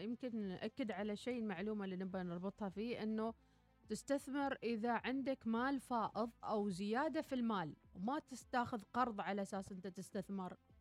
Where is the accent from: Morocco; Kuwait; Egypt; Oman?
Oman; إحنا كإعلام عماني وأيضا كشباب عمانيين